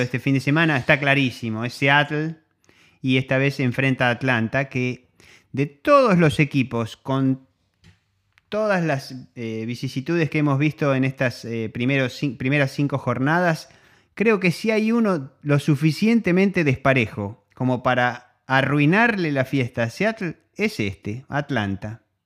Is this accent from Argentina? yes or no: yes; Argentina; somos argentinos